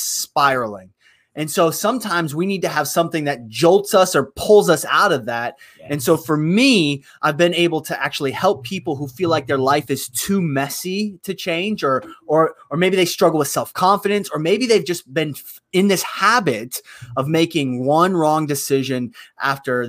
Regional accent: Youngstown, Ohio, United States; born or raised there

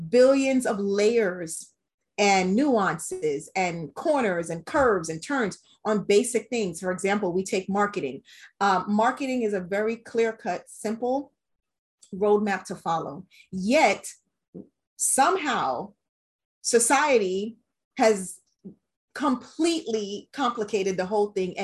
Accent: Jamaica; I am a Jamaican woman in an industry that is not dominated by Jamaican women

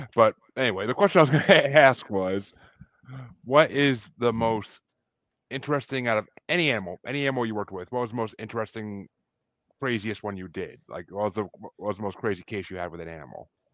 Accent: Kingston, New York, United States; moved away; I'm originally from New York, actually, but, I mean, still, it's the Northeast

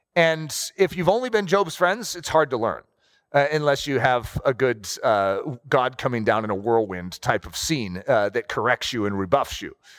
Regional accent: United States; we're American

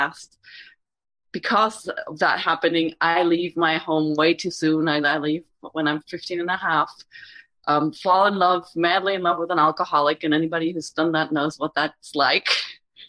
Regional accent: Germany; moved away as an adult; now in United States; I was born in Germany, came to the U.S. when I was 26

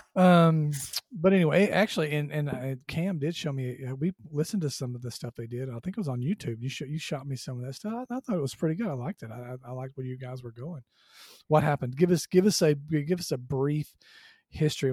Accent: Southwest Georgia, United States; I grew up in Southwest Georgia

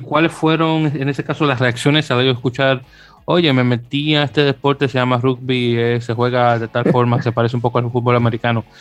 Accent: Dominican Republic; yo soy de la República Dominicana

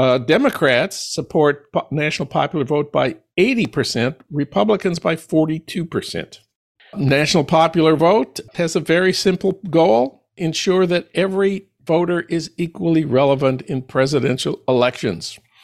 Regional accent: St. Paul, Minnesota, United States; moved away; my hometown of St. Paul

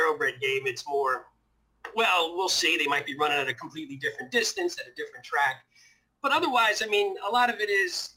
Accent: North New Jersey, United States; I grew up in North Jersey. So I grew up in North New Jersey

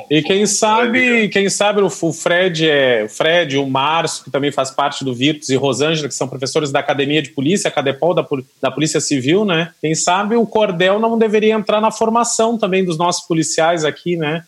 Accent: Gaúcho, Rio Grande do Sul, Brazil; moved away; Eu já sou gaúcho

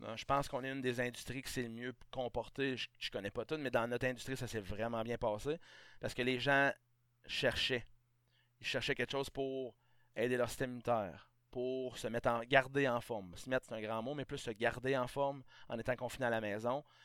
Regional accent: Beauce, Quebec, Canada; moved away as an adult; also born or lived in Saguenay / Estrie; je viens de la Beauce.

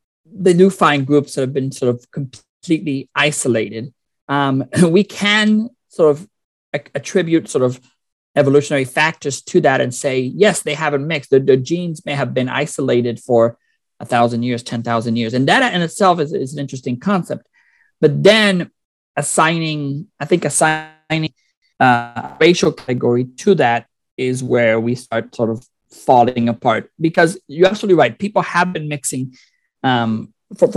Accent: Puerto Rico; moved away; I'm originally from Puerto Rico

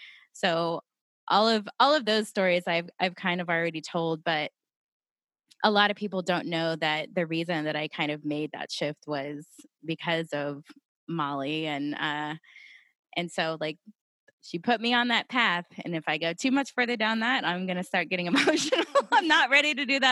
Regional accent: Santa Fe, New Mexico, United States; born there; I was born in Santa Fe. That's where my mom and dad adopted me, but the rest of my birth family is in Albuquerque.

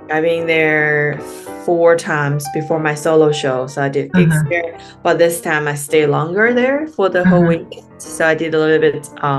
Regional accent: China; moved away as an adult; also born or lived in Beijing, China / United States; now in Sydney, Australia; I'm a stand-up comedian living in Sydney right now. I am from China. I was born and raised in China. So I grew up in a small town in a mountainous region.

